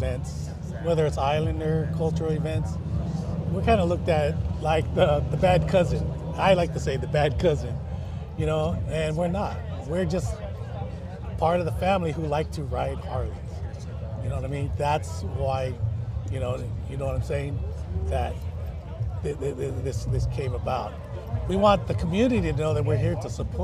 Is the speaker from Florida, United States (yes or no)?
no; Hawaii, United States; also born or lived in US mainland; now in California, United States; I was raised in Hawaii, half on the mainland, half on in Hawaii